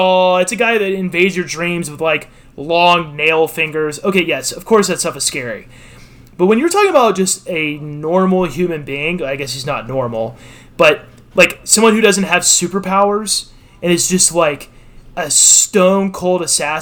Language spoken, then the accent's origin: English; Texas, United States; I grew up in Texas